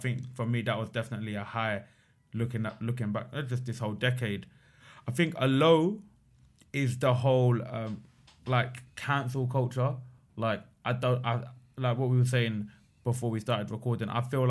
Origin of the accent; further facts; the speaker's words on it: England, United Kingdom; born there; I'm from Pakistan, right? I was born in England. My grandparents were born in Pakistan.